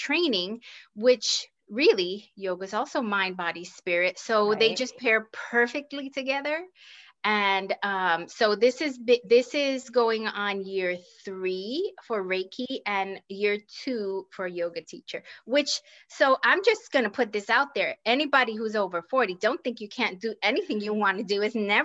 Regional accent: New York City, New York, United States; moved away as an adult; also born or lived in Puerto Rico; now in Kansas, United States; my hometown is New York City by way of Puerto Rico. That's where my family is from

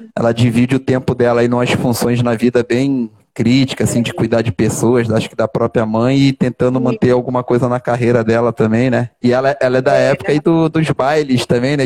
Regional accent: Rio de Janeiro, Brazil; sou carioca da gema natural aqui do Rio de Janeiro. Nasci ali naquele hospital Ordem do Carmo

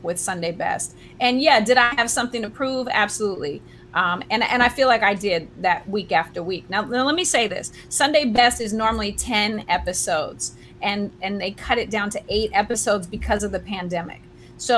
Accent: San Francisco, California, United States; also born or lived in Vancouver, Canada / Ireland / Los Angeles; now in Oakland, United States; was raised in San Francisco and went to middle school, high school

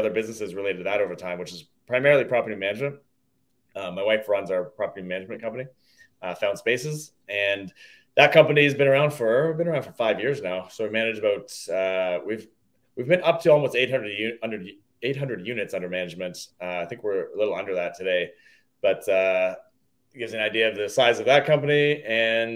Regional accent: Toronto, Ontario, Canada; now in Hamilton, Canada; I grew up in the Greater Toronto area

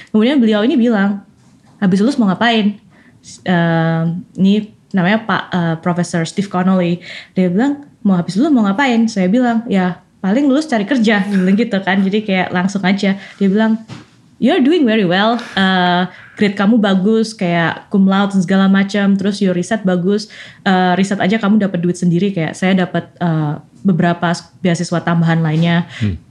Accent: Malang, East Java, Indonesia; moved away as an adult; also born or lived in Berkeley; now in Cambridge, Massachusetts, United States; sekolah sampai selesai SMA di Malang, uh, di Santo Yusuf Malang

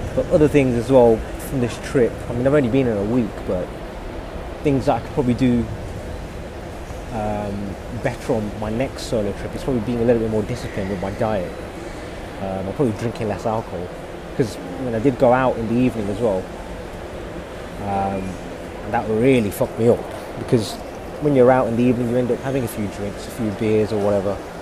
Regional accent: United Kingdom; I'm someone who's born in the UK. I'm a British Asian

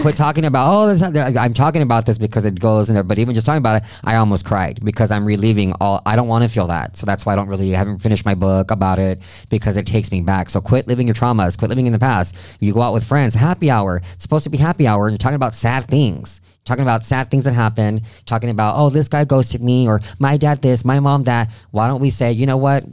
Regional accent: Del Rio, Texas, United States; moved away; also born or lived in Mexico; my hometown del rio

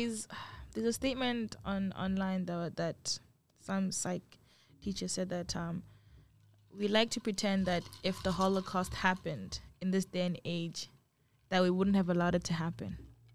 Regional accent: Botswana

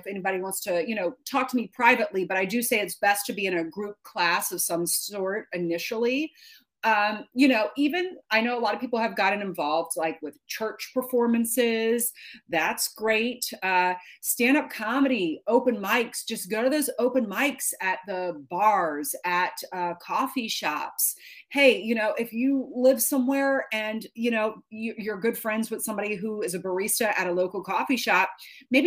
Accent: Baton Rouge, Louisiana, United States; moved away as an adult; now in New York, United States; I grew up in Baton Rouge, Louisiana

